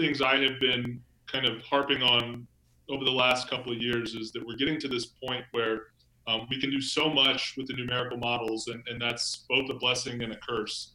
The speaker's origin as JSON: {"language": "English", "town": "Charleston", "region": "South Carolina", "country": "United States", "tie": "born or raised there", "said": "I was uh, seven years old in Charleston, South Carolina"}